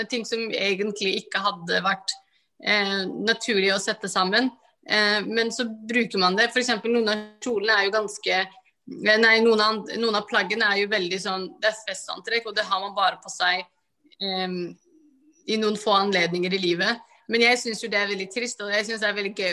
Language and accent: Norwegian; Somalia; alle fargene er fordi jeg er fra Somalia, så i Afrika er vi veldig